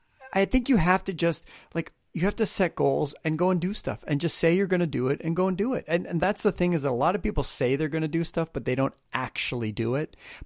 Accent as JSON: {"language": "English", "country": "Canada", "moved": "yes", "lives_now": "Los Angeles, United States", "said": "I have a very New Yorker personality, even though I live in Los Angeles, but you know, I am Canadian, you would think, but I left Canada for the very reason that I think in Canada, most people thought I was an asshole"}